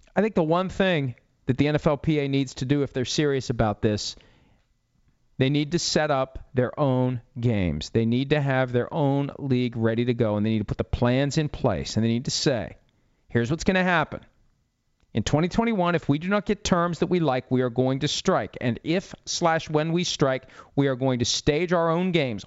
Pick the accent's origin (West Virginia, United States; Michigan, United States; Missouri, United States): West Virginia, United States; Wheeling; my hometown of Wheeling, West Virginia